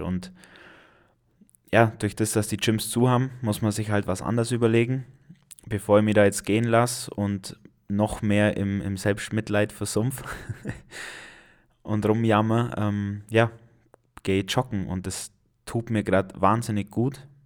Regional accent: Allgäu, Germany; hier bei uns im Allgäu

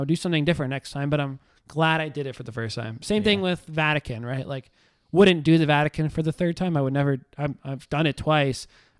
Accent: the South, United States; I mean, I'm just an American, live in the South.

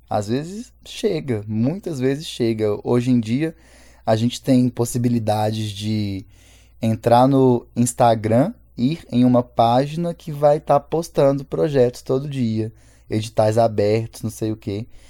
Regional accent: Belo Horizonte, Minas Gerais, Brazil; sou cria do Serrão, nascido e criado mesmo porque eu nasci no Hospital Evangélico que fica na rua da minha casa e nunca mais arredei o pé daqui

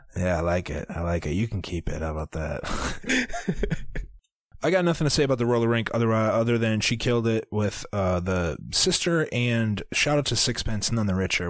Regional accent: Iowa, United States; We are from Iowa, but we don't know anything about farms

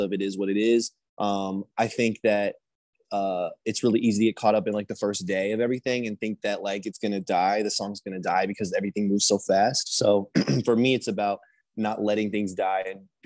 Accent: Indianapolis, Indiana, United States; moved away as an adult; now in California, United States; I'm from Indianapolis. I'm a Midwestern boy

